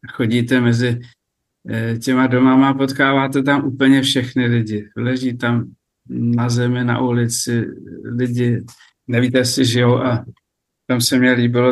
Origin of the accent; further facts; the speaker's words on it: Sněžné, Vysočina Region, Czechia; now in Libiš, Czechia; mé rodné vesnice Sněžné